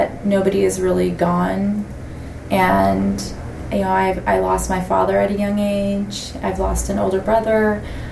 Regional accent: Gwich'in, Alaska, United States; also born or lived in Bethany, Israel; I was born in the Lazaria in Bethany, Israel. Which is right above the Mount of Olives. And I was not raised there. I was raised with my Gwich’in culture

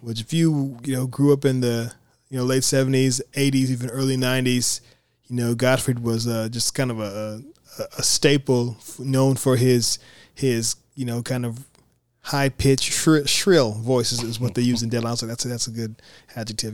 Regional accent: United States

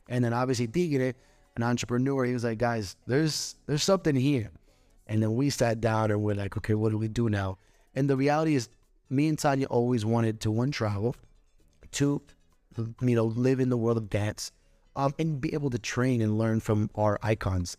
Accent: Orlando, Florida, United States; also born or lived in Puerto Rico; I was born in Puerto Rico. Um, I was raised in Orlando, Florida

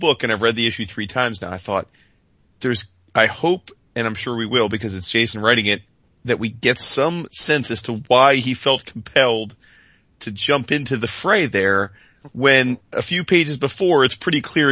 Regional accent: Northeast, United States; I'm from the Northeast, born and bred

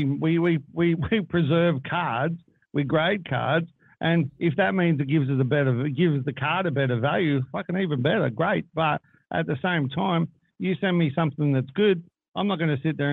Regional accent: Australia; we're Australian

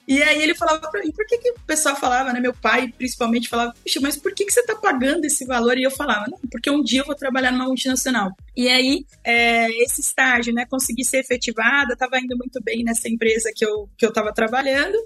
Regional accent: Brazil; comunidade Sacadura Cabral, que foi onde eu nasci, vivi lá por é, 20 anos

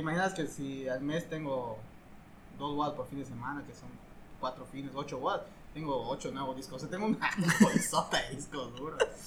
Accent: Calkiní, Campeche, Mexico; yo soy de Caquini

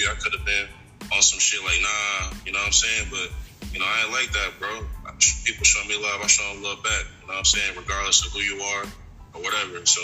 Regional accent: Poughkeepsie, New York, United States; now in Charlotte, United States; I'm from, I'm from Poughkeepsie, New York, but I've been in Charlotte for a little, minute. You know, I'm 845.

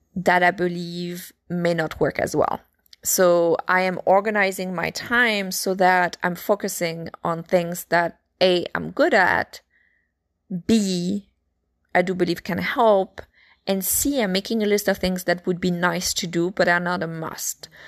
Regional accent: France; accent: French; my French accent

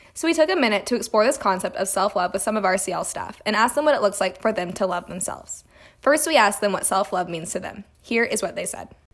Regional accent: Highland Village, Texas, United States; I'm from Highland Village, Texas

